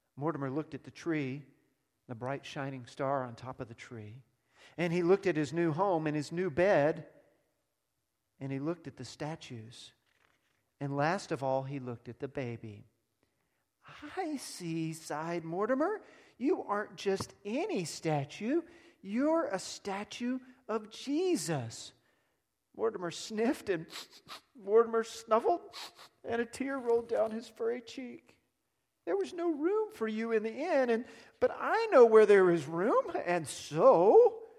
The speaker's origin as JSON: {"language": "English", "region": "Texas", "country": "United States", "also_born_or_lived": "South Africa", "said": "I'm a Texan"}